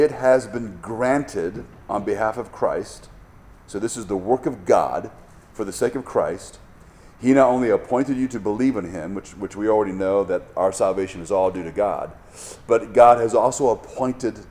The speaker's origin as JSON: {"language": "English", "country": "United States", "said": "As an American"}